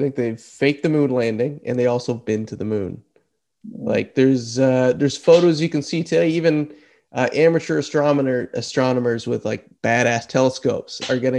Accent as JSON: {"language": "English", "country": "Canada", "said": "Normally you could travel the world fine as a Canadian"}